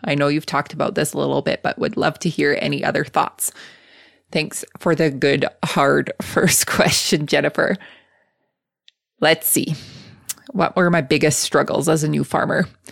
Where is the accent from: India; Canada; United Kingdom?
Canada; Lethbridge, Alberta; I was born and raised in Southern Alberta. Um, I went to school in the same town, um, from kindergarten all the way through college. So I went to college at Lethbridge College